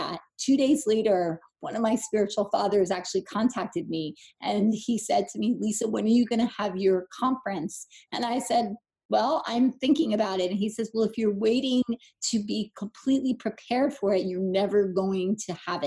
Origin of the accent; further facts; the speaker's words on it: New Jersey, United States; I'm from New Jersey